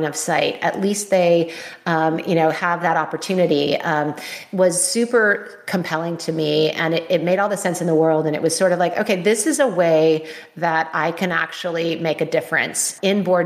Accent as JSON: {"language": "English", "region": "California", "country": "United States", "said": "I'm a California girl."}